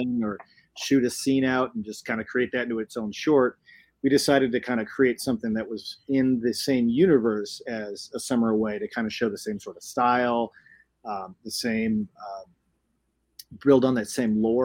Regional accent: Chicago, Illinois, United States; moved away as an adult; now in Colorado, United States; I'm from Chicago originally.

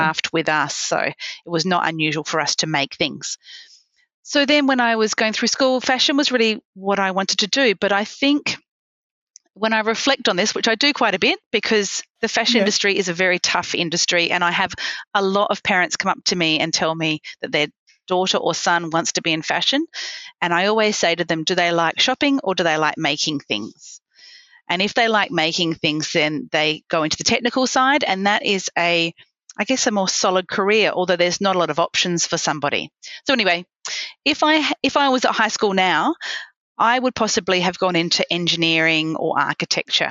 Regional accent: Adelaide, South Australia, Australia; moved away as an adult; also born or lived in London; now in Melbourne, Australia; I'm originally from Adelaide.

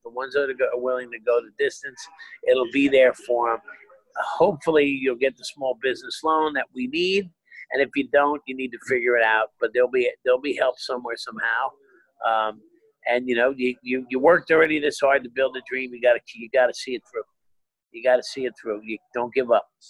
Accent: Hazlet, New Jersey, United States; the town I grew up in in Jersey had the last one in the state

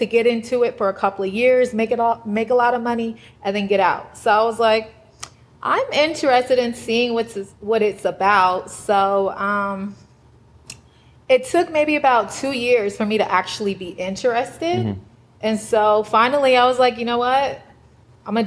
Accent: Atlanta, Georgia, United States; I'm from Atlanta

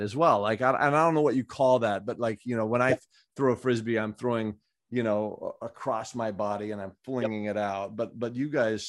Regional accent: Southern California, United States; I've been growing up in Southern California

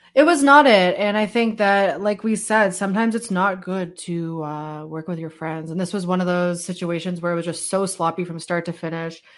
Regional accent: Canada; as a Canadian

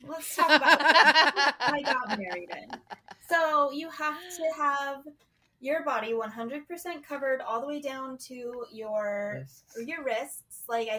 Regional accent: Utah, United States; we grew up in Utah, too, which is, like, home base of the Mormons.

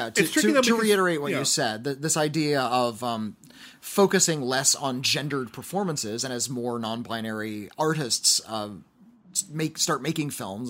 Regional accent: White Rock, British Columbia, Canada; I'm from White Rock, British Columbia, Canada.

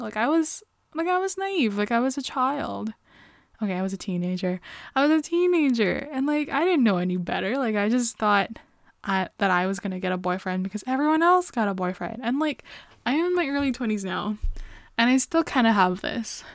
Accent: Canada; I am Canadian

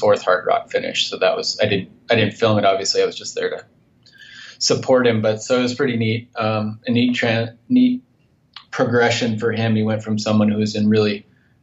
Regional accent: north central Minnesota, United States; moved away as an adult; now in Montana, United States; I grew up in Minnesota, in north central Minnesota

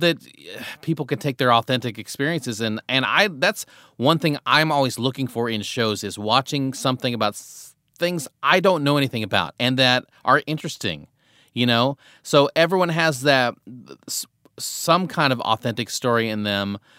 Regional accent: Tecumseh, Nebraska, United States; now in Los Angeles, United States; you grew up in a small town in Nebraska like I did.

